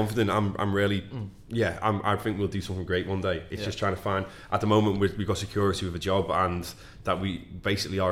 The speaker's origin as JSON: {"language": "English", "town": "Skelmersdale", "region": "North West England", "country": "United Kingdom", "tie": "born or raised there", "also_born_or_lived": "Liverpool", "accent": "plastic Scouse", "moved": "yes", "lives_now": "London, United Kingdom"}